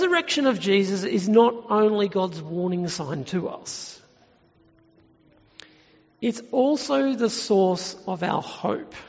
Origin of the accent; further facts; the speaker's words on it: Tumut, New South Wales, Australia; my hometown of Tumut in New South Wales, which is in the Snowy Mountains